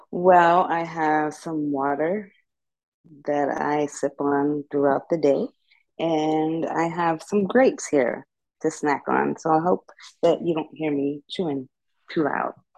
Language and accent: English; Pittsburgh, Pennsylvania, United States; moved away as an adult; now in Northern Virginia, United States; I'm from Pittsburgh